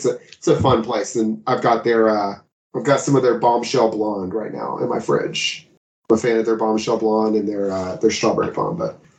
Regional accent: Texas, United States; Southern Star is a brewery here in my hometown

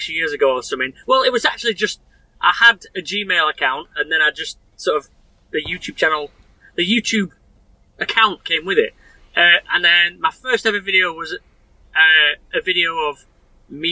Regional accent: Sheffield, Yorkshire and the Humber, United Kingdom; also born or lived in Rotherham; Born and raised in Sheffield.

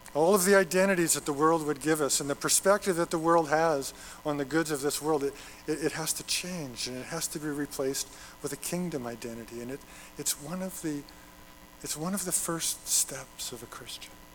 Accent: Alberta, Canada; moved away; I'm from Alberta but I, have lived here long enough

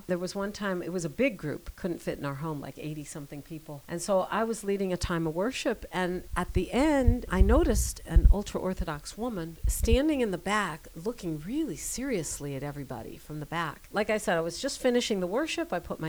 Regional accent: near Chicago, Illinois, United States; moved away as an adult; now in Israel; Yes, I grew up near Chicago, and so we're both American citizens, but because I'm Jewish and I had the papers

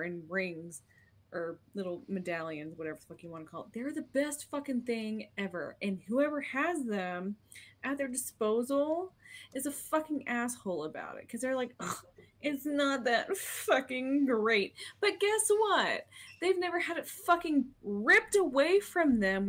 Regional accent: Snyder, Texas, United States; born or raised there; moved away

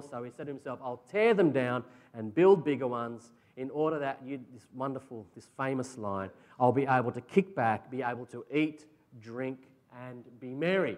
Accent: Australia; As Aussie blokes

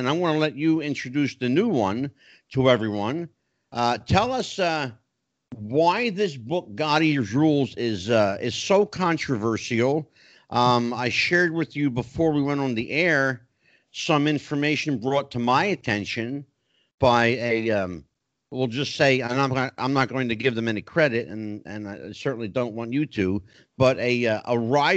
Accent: New Jersey, United States; moved away as an adult; also born or lived in Tennessee; I'm Italian. Yes. I'm from New Jersey

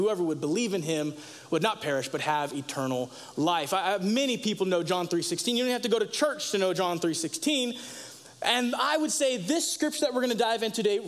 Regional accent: United States; as an American living in 2022

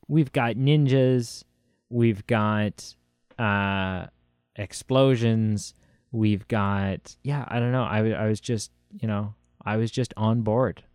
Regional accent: Canada; accent: Canadian; my Canadian accent

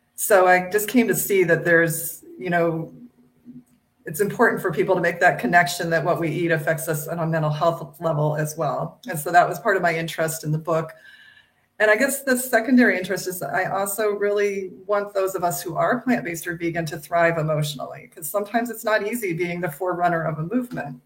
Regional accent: Midwest of the United States, United States; I grew up in the Midwest of the United States

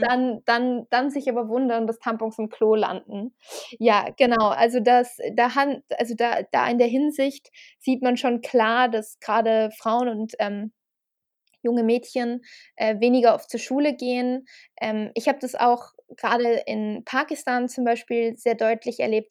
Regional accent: Salzburg, Austria; moved away; ich bin auch in Österreich aufgewachsen tatsächlich.

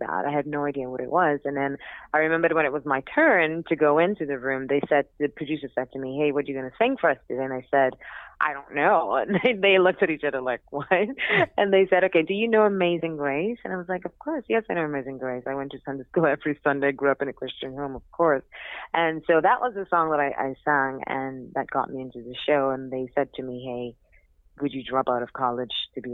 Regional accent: St. Vincent & Grenadines; also born or lived in Trinidad / Australia / England / Manhattan, United States; now in New York, United States; I'm originally from Trinidad, but grew up in St. Vincent, lived in Australia, lived in England for a little bit a few years ago, and I'm currently living in Manhattan

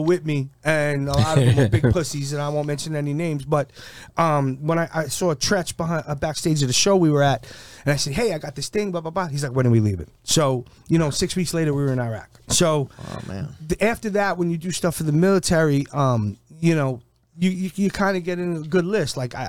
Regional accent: Massachusetts, United States; born there; So my whole family was military. I was born on Otis Air Force Base.

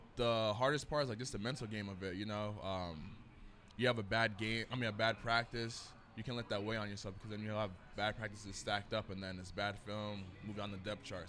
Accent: New England, United States; I grew up in New England

